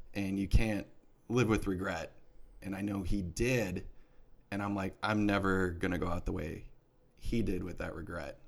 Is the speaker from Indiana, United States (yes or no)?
no; Milwaukee, Wisconsin, United States; moved away; growing up in Milwaukee